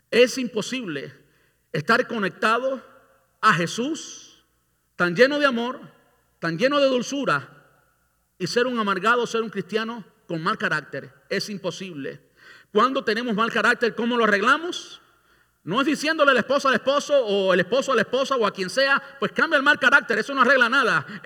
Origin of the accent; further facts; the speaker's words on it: Cuba; now in Tampa, United States; Yo vine de Cuba en el, a finales del 99. Un año después vino mi pastor a Miami y yo fui a Miami. Yo vivía aquí en Tampa todo el tiempo.